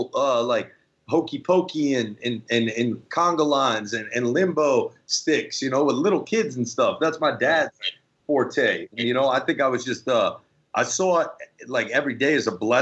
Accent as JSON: {"language": "English", "region": "New Jersey", "country": "United States", "tie": "born or raised there", "said": "growing up in Jersey"}